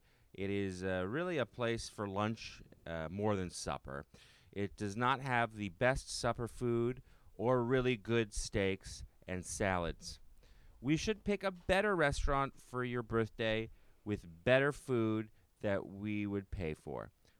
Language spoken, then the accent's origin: English; Ottawa, Ontario, Canada